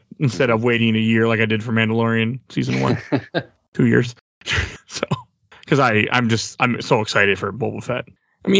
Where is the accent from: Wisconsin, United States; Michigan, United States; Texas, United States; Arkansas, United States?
Wisconsin, United States; now in Minnesota, United States; Well, I'm from Wisconsin. I live in Minnesota.